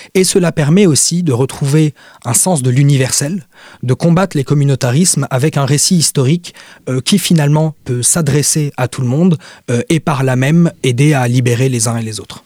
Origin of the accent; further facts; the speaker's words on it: Lebanon; je suis libanais